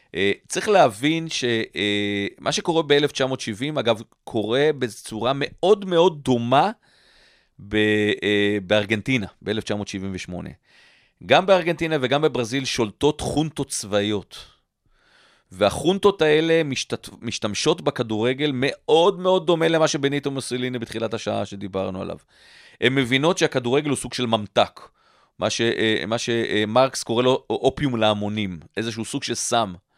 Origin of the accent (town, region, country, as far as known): Israel; born or raised there